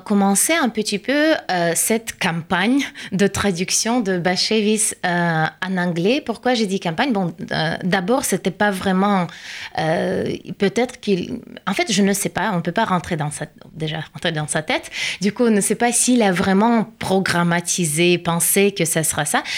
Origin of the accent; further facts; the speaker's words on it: Saint Petersburg, Russia; French is a second language; moved away as an adult; now in Paris, France; Je viens de Saint-Pétersbourg et je viens de déménager en France, à Paris